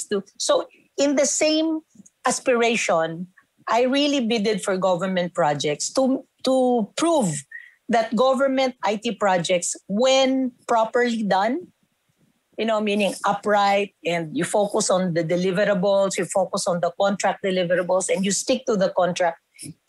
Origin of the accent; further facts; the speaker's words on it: Los Baños, Calabarzon, Philippines; In my hometown, in UP Los Baños, where I graduated